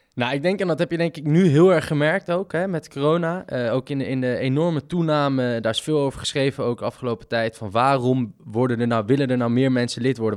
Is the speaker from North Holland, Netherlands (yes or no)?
yes; Amsterdam, North Holland, Netherlands; moved away as an adult; now in Groningen, Netherlands; ik ben nu opgegroeid in Amsterdam